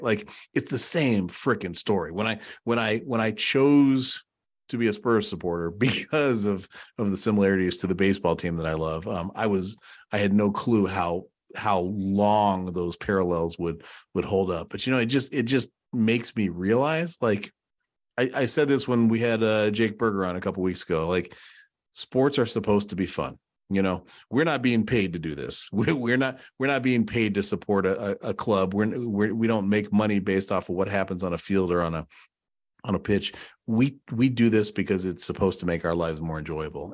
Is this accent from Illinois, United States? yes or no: yes; Chicago, Illinois, United States; kid growing up in Chicago